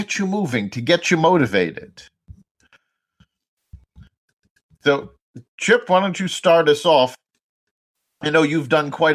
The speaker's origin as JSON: {"language": "English", "town": "New York City", "region": "New York", "country": "United States", "tie": "born or raised there", "said": "I grew up in New York City"}